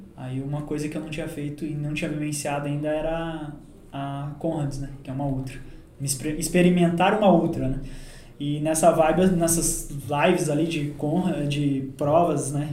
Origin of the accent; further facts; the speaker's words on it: Caçador, Santa Catarina, Brazil; also born or lived in Uberlândia; now in Senador Amaral, Brazil; Eu sou natural de Caçador, Santa Catarina